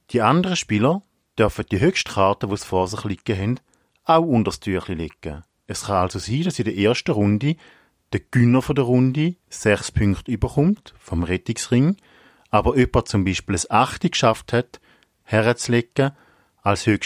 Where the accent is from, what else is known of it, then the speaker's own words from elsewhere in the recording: Eastern Switzerland, Switzerland; now in Winterthur, Switzerland; Ich bin aufgewachsen in der Ostschweiz und wohne jetzt in Winterthur.